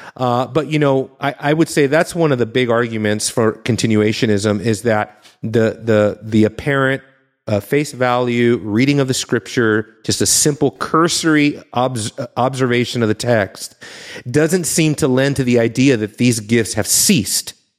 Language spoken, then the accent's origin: English; Southern California, United States; growing up in Southern California